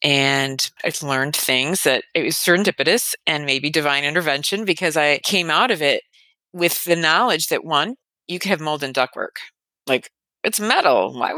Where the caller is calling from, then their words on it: Chicago, Illinois, United States; I'm calling in from the Chicago area.